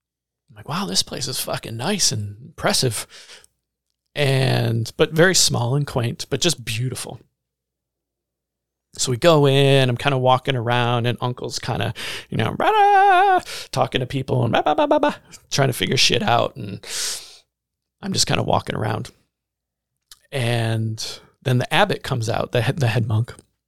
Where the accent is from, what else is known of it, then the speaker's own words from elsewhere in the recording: Baraboo, Wisconsin, United States; I can remember growing up in Baraboo. We grew up on 7th Street in this little duplex.